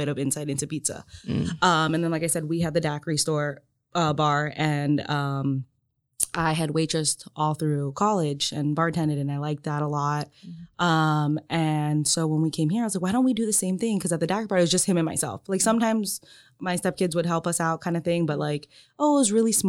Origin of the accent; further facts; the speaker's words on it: Miami, Florida, United States; moved away as an adult; also born or lived in Tampa / Bradenton, Sarasota area / Philippines (ancestry); now in Marion, United States; I was born and raised in Miami